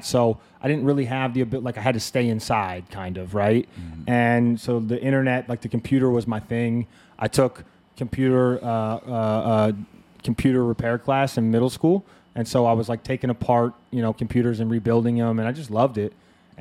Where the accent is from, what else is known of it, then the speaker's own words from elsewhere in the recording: Montpelier, Virginia, United States; moved away as an adult; also born or lived in Los Angeles; I'm from Montpelier, Virginia, the boonies. I grew up in about as country of a place as you could find in the United States.